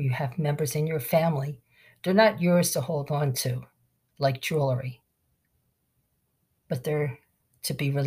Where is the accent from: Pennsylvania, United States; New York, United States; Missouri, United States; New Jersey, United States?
Pennsylvania, United States; Philadelphia; South Philly, being born and raised on Bancroft Street